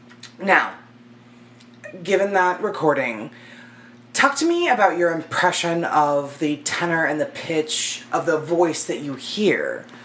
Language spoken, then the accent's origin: English; United States; I'm American.